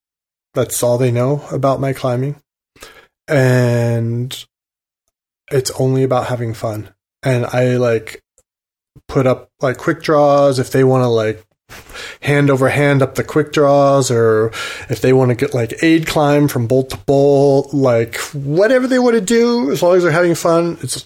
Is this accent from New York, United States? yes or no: no; Oregon, United States; the Oregon Trail went through the town I grew up in Oregon.